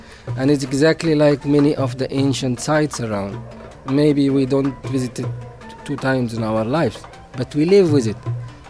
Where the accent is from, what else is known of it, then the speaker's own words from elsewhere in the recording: Barat village, west bank of Luxor, Luxor Governorate, Egypt; I am from Barat village in the west bank of Luxor, where all that monuments and temples around.